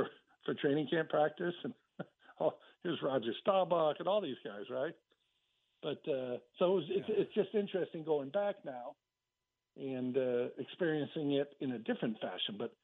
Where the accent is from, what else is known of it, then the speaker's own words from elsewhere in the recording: Los Angeles, California, United States; I grew up in California. So from where the Cowboys trained in Oxnard, my house was about 45 minutes away in a place called Canoga Park, San Fernando Valley